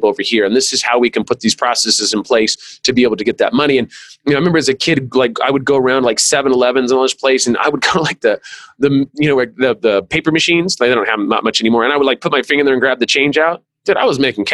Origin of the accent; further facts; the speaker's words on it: California, United States; I'm from California